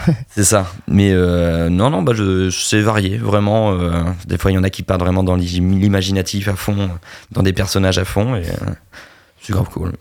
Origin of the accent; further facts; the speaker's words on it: Normandy, France; On est normand